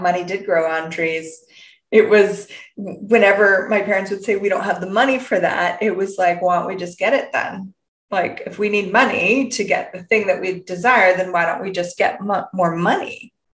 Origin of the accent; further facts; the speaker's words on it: Canada; I'm from Canada.